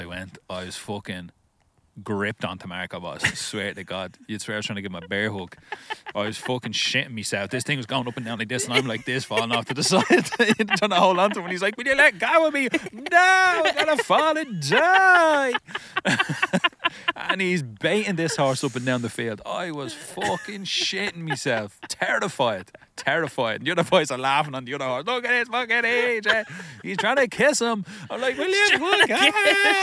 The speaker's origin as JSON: {"language": "English", "country": "Ireland", "said": "I'm Irish"}